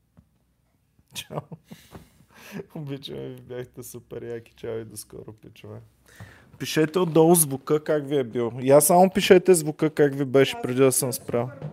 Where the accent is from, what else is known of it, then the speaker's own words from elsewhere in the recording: Bulgaria; сме българи